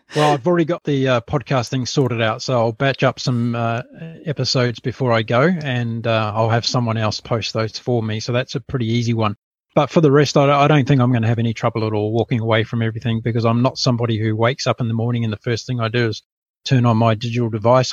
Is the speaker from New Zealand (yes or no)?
yes; New Zealand; now in Brisbane, Australia; I'm a New Zealander, a very proud Kiwi, and I left, uh, yeah, I essentially left New Zealand when I was pretty